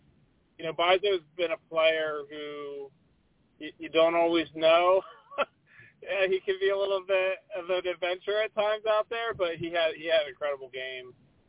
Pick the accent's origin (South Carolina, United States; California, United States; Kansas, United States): Kansas, United States; we're both from Kansas